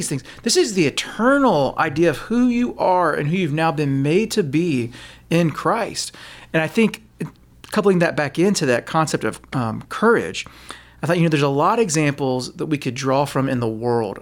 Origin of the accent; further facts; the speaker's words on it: Texas, United States; I'm a Texan